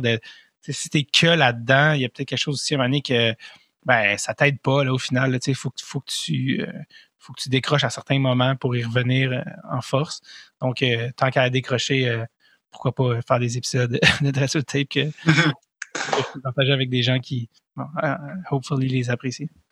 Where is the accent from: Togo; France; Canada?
Canada; Montreal, Quebec; je viens de Montréal